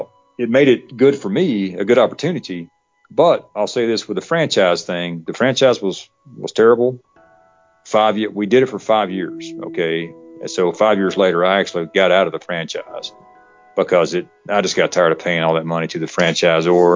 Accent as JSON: {"language": "English", "area": "west of Atlanta", "region": "Georgia", "country": "United States", "tie": "born or raised there", "said": "we opened this new franchise out in west of Atlanta"}